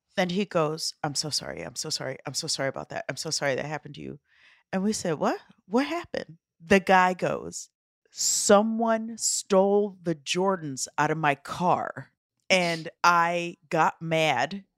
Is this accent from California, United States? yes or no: no; Omaha, Nebraska, United States; we grew up in Omaha, Nebraska, and there yeah. wasn't a lot